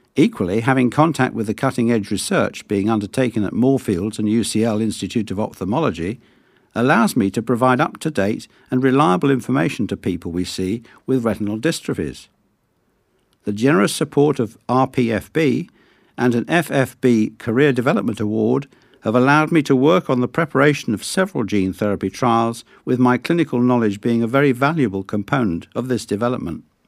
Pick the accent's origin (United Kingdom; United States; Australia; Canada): United Kingdom; Sutton Coldfield, West Midlands; Both of my parents are Greek Cypriot, though I was born in Sutton Coalfield, which, I am told, is the posh bit of Birmingham.